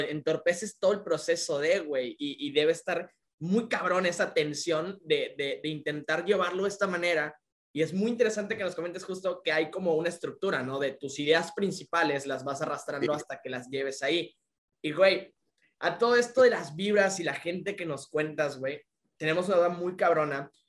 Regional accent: Tabasco, Mexico; now in Yucatán, Mexico; vivimos aquí en Yucatán, güey. De que yo soy tabasqueño

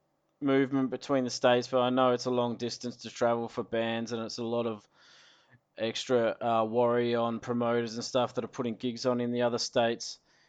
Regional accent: Adelaide, South Australia, Australia; I am from Adelaide.

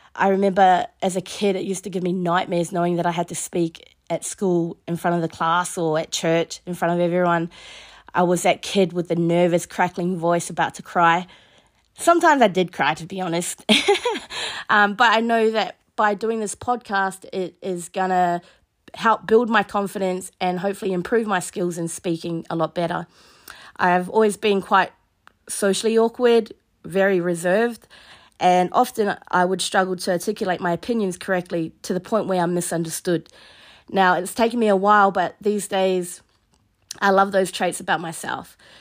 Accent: Mahia, Hawke's Bay, New Zealand; moved away as an adult; also born or lived in Hamilton, New Zealand / Sydney, Australia; now in Alice Springs, Australia; So I grew up in New Zealand on the East Coast in a small place called Mahia.

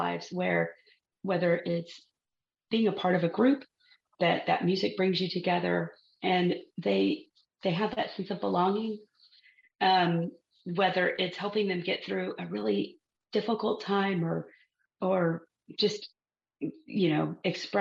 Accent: Texas, United States; growing up in Texas

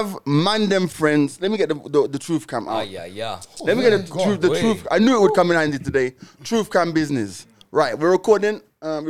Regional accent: Nairobi, Kenya; four brothers growing up in Nairobi

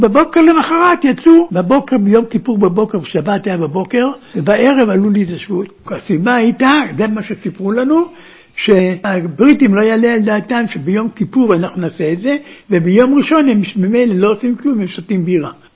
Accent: Gedera, Central District, Israel; also born or lived in Berlin, Germany / Ben Shemen, Israel; now in Kibbutz Urim, Israel; 1933, התחלת 1933, באנו, אנחנו התיישבנו בגדרה.

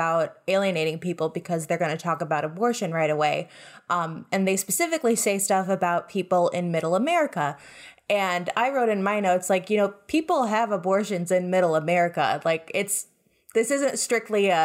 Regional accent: Illinois, United States; I'm from Illinois

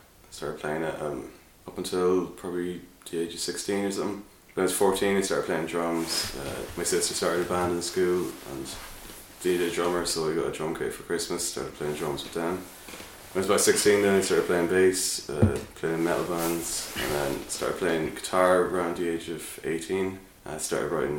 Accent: Longford, Leinster, Ireland; I'm from Longford anyway.

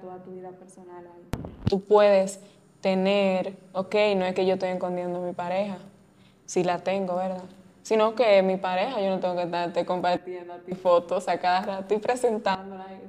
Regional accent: Salcedo, Hermanas Mirabal, Dominican Republic; yo empecé en Salcedo y yo sigo grabando en Salcedo en mi pueblo. Amo mi pueblo

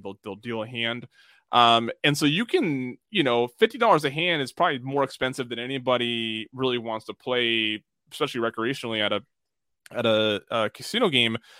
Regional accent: United States

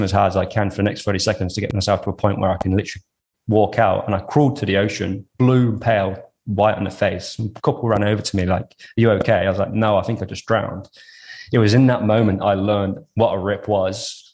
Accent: Coventry, West Midlands, United Kingdom; also born or lived in Western Australia; now in Australia; I grew up in Coventry in the UK, which is basically like the middle of the island

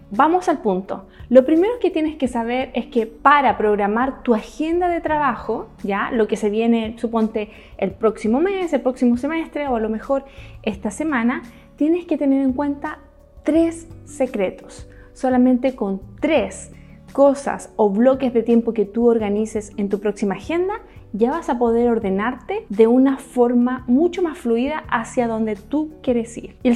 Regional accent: China; also born or lived in Hong Kong; todo lo que yo crecí en China y en Hong Kong, me absorbí todo el conocimiento

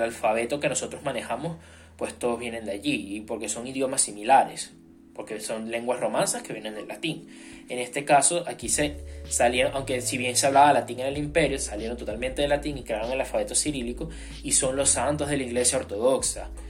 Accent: Venezuela; siendo venezolano

